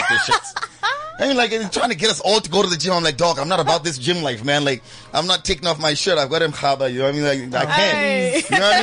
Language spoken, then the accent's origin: English; Zimbabwe; moved away; I'm from Zimbabwe